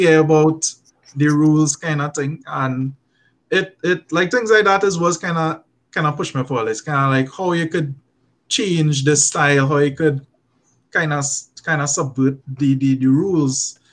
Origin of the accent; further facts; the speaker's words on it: Trinidad & Tobago; I am a Trinidadian